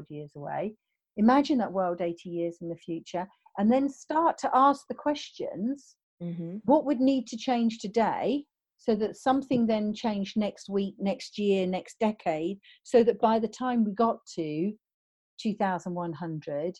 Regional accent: United Kingdom; I'm British

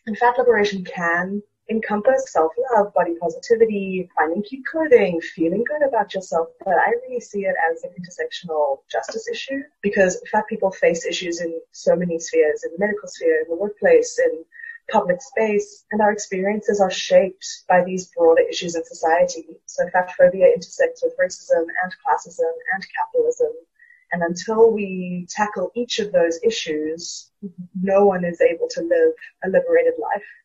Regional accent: South Africa; moved away as an adult; now in Brooklyn, United States; I am a South African currently living in Brooklyn. I moved here for grad school

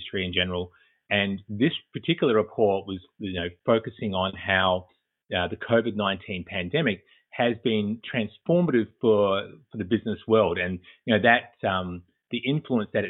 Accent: Australia; moved away as an adult; now in Boston, United States; as you may pick up from the accent, I'm originally from Australia. I currently reside in Boston, Massachusetts

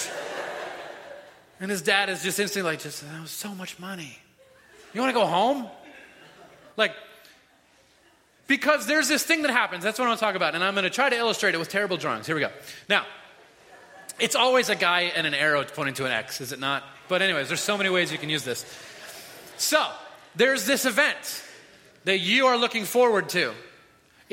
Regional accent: Florida, United States; We're all from Florida

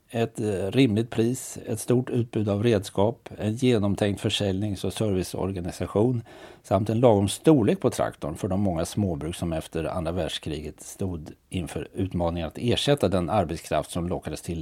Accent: Örebro County, Sweden; Nej, jag skyller på att jag är uppväxt på Närkeslätten och 100% landkrabba så jag har inte så bra överblick över den marina sidan.

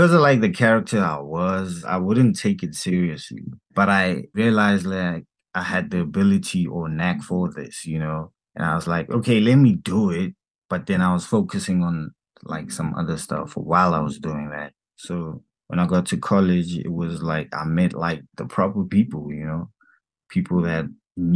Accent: Soweto, Gauteng, South Africa; I'm from Soweto

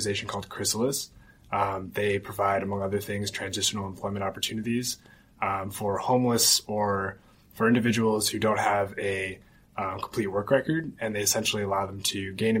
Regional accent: New York City, New York, United States; moved away as an adult; now in Los Angeles, United States; I grew up in Brooklyn, New York

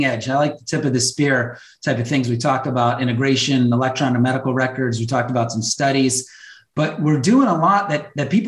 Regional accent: Chicago, Illinois, United States; moved away; I grew up and worked in Chicago for some time

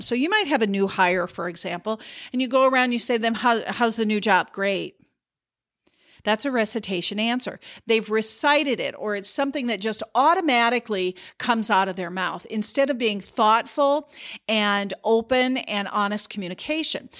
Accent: South Dakota, United States; I grew up in South Dakota

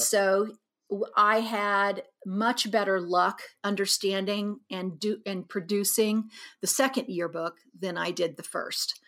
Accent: Abilene, Kansas, United States; moved away as an adult; now in Kansas City, United States; I was born here in Kansas City, and we lived here, until nineteen sixty-eight and left here trying to get away from the race riots in Kansas City and moved out to Abilene

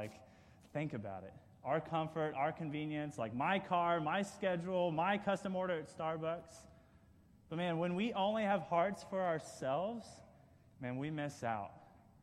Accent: Kansas, United States; I'm from Kansas, actually, and I actually went to Kansas State University

